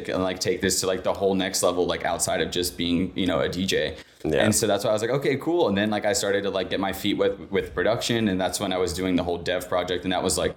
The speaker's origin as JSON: {"language": "English", "town": "Orlando", "region": "Florida", "country": "United States", "said": "I am from Orlando, Florida"}